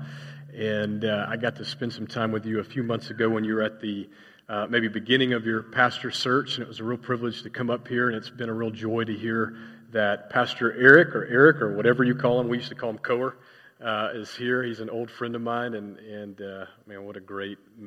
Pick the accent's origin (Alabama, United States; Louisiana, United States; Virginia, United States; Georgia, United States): Georgia, United States; Atlanta; moved away as an adult; also born or lived in Indiana; I was from Atlanta, Georgia